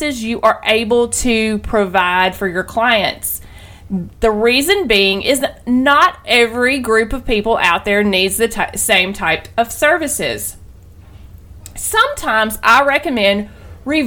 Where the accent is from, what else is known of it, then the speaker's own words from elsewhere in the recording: the South, Southern United States, United States; accent: southern; I know that my accent, my wonderful southern accent